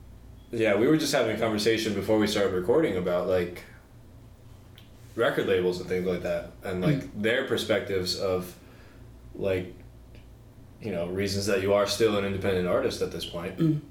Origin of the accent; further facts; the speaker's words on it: United States; I'm from the States